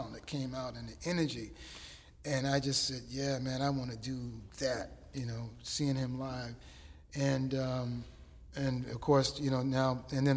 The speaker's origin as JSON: {"language": "English", "town": "Hampton", "region": "Virginia", "country": "United States", "tie": "born or raised there", "said": "my hometown"}